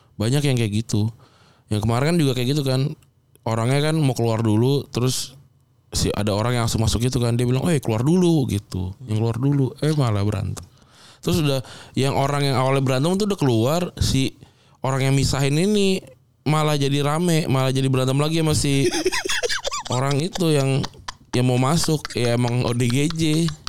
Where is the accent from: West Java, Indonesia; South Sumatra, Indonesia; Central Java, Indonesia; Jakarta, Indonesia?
Jakarta, Indonesia; lahir dan besar di Jakarta